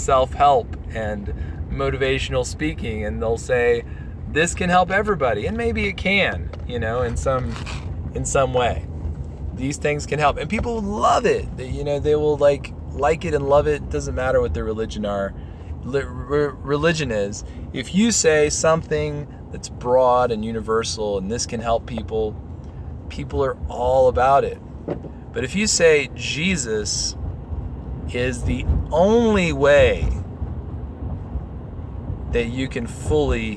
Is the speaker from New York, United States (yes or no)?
no; Texas, United States; now in Colorado, United States; I'm from Texas